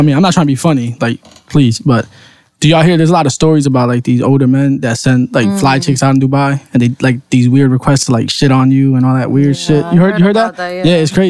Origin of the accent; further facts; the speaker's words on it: New York, United States; moved away; I was raised in New York, but it's different from being raised in the projects than being raised like, you know.